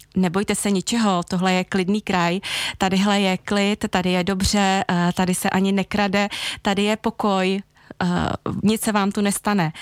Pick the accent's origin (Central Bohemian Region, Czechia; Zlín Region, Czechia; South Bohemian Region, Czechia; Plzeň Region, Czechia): South Bohemian Region, Czechia; Jindřichův Hradec; teď se vracím do svého rodného města, do Jindřichova Hradce